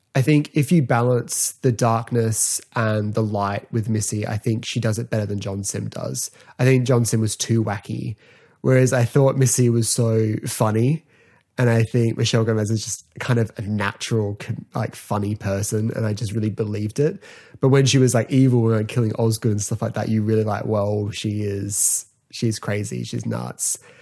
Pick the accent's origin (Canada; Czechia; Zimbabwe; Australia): Australia; I'm from Australia